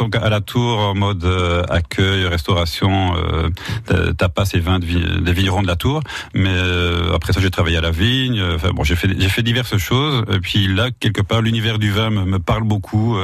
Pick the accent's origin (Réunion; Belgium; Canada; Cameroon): Belgium; Wallonia; moved away as an adult; also born or lived in Brussels, Belgium; now in Latour-de-France, France; je viens de Belgique